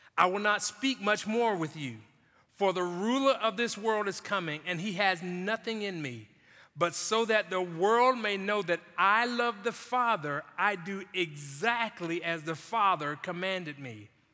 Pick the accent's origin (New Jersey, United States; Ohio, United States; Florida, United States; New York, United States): Florida, United States; Jacksonville; growing up in Jacksonville